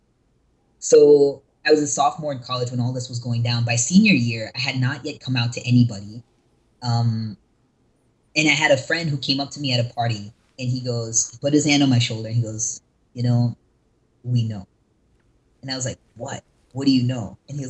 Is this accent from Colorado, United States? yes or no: no; North Carolina, United States; also born or lived in California; now in Los Angeles, United States; I was born and raised in North Carolina, but I'm actually based in California